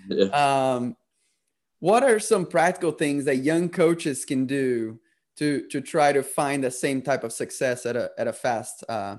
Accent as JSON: {"language": "English", "country": "Brazil", "tie": "born or raised there", "moved": "yes", "lives_now": "United States", "said": "I was born in Brazil, and the day Liberty announced they were hiring you, I was actually getting sworn in as an American citizen."}